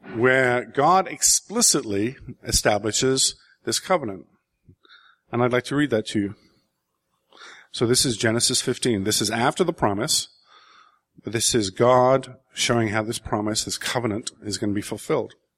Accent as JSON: {"language": "English", "region": "England", "country": "United Kingdom", "tie": "born or raised there", "said": "growing up in England in the seventies"}